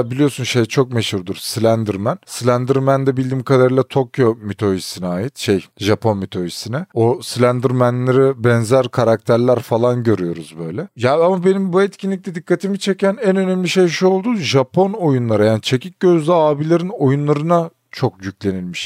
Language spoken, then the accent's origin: Turkish; Turkey; Biz ki Türküz biz. Türkiye'deydik.